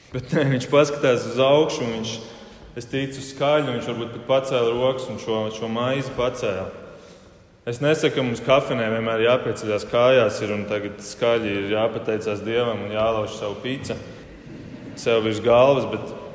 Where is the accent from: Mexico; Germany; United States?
Germany; now in Latvia; dzīvojot Vācijā, uzaugot Vācijā un dzīvojot Latvijā